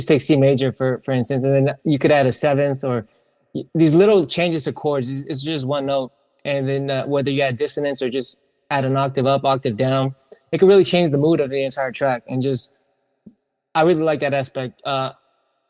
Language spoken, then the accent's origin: English; San Francisco Bay Area, California, United States; I'm from the Bay Area